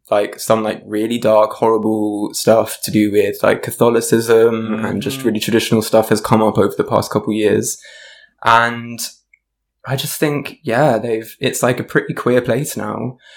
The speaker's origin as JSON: {"language": "English", "region": "London", "country": "United Kingdom", "tie": "born or raised there", "said": "I'm from South London. Yes. I've always lived here. This is pretty much, I feel very much from South London. Um, and as I said, half Indian, half Irish."}